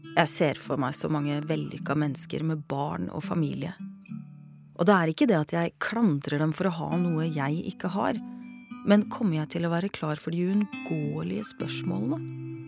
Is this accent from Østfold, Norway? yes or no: yes; Hvaler, Østfold, Norway